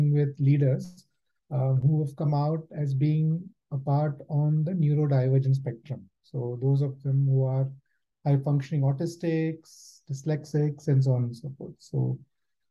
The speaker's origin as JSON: {"language": "English", "country": "India", "tie": "born or raised there", "also_born_or_lived": "Germany", "moved": "as an adult", "lives_now": "United Kingdom", "said": "I was born and brought up in India"}